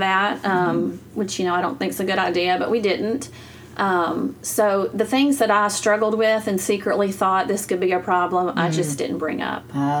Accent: Arkansas, United States; I grew up over in Arkansas, just right across the river. That's where I was born and raised. So grew up there, went to church there, high school, everything.

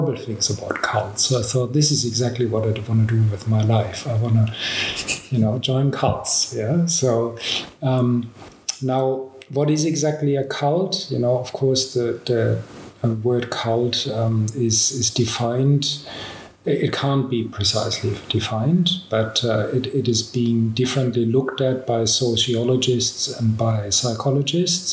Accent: Australia; I'm Australian

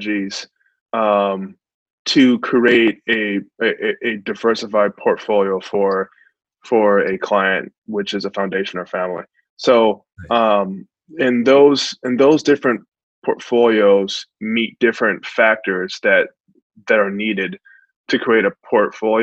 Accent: Long Beach, California, United States; growing up in Long Beach, California

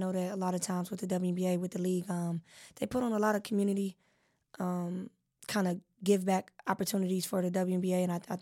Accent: Cleveland, Ohio, United States; We grew up together in Cleveland

